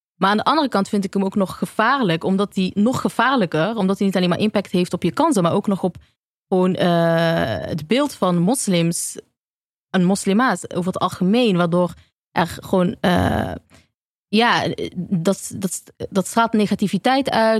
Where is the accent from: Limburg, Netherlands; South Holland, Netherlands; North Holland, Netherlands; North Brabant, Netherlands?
North Brabant, Netherlands; Eindhoven; moved away; also born or lived in Amsterdam; in Eindhoven, waar ik vandaan kom